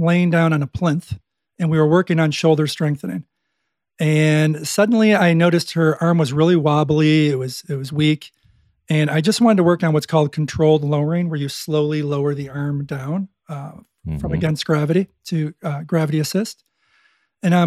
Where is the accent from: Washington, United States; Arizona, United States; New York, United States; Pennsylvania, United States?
New York, United States; Buffalo; I'm from Buffalo